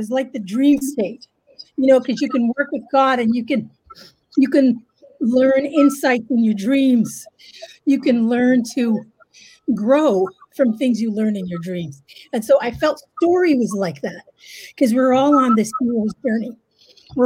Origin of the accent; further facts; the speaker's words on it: Canada; yes, I'm Canadian.